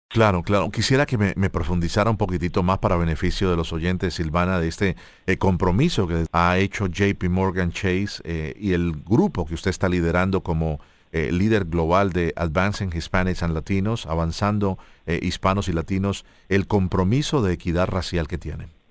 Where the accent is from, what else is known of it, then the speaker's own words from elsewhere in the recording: Colombia; yo como colombiano